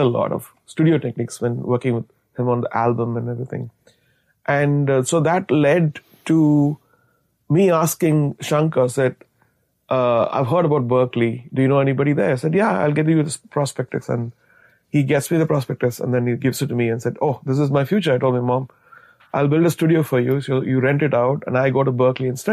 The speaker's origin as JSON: {"language": "English", "country": "India", "said": "as an Indian composer"}